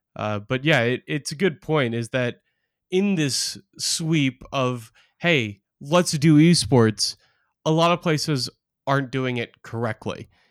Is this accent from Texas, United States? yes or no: no; Portland, Oregon, United States; I grew up in Portland, Oregon